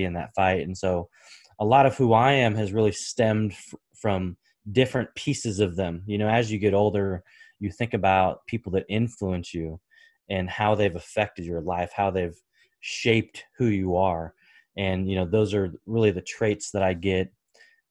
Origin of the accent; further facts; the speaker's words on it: Portland, Oregon, United States; I was born and raised in the Pacific Northwest, so Portland, Oregon